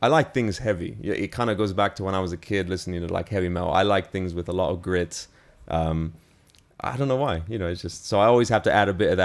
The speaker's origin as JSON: {"language": "English", "country": "United Kingdom", "tie": "born or raised there", "also_born_or_lived": "New York, United States", "said": "My whole family moved to the UK in 2005"}